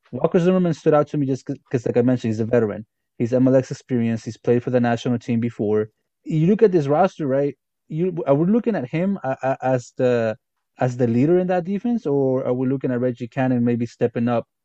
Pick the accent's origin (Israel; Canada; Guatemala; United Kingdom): Guatemala; I'm from Guatemala